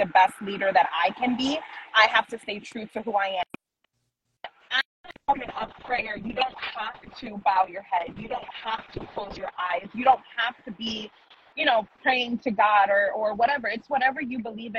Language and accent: English; New York City, New York, United States; I grew up in Manhattan